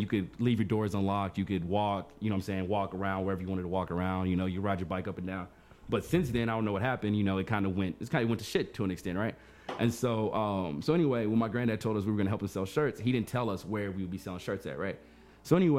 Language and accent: English; Amarillo, Texas, United States; I'm from Amarillo